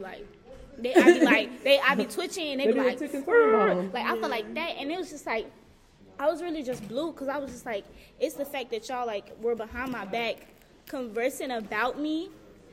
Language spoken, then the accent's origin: English; Gary, Indiana, United States; moved away; I'm from Gary